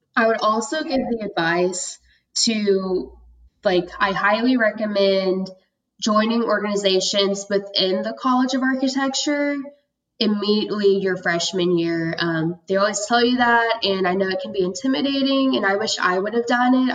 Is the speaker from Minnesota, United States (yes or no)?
no; Tulsa, Oklahoma, United States; also born or lived in Georgia / Norman, Oklahoma; I was um, born in Georgia, but I was raised in Tulsa most of my life. And I grew up there